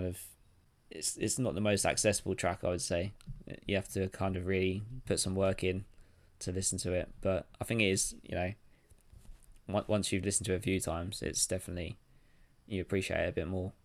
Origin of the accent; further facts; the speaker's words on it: Crawley, South East England, United Kingdom; my hometown Crawley